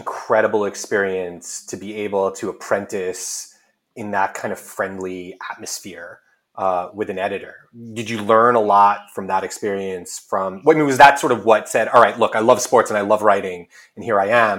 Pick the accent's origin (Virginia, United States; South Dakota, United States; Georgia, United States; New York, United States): New York, United States; And we were super fortunate growing up in the New York area